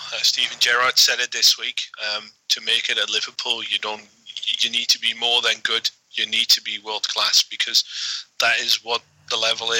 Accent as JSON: {"language": "English", "country": "Netherlands", "said": "I'm from Holland."}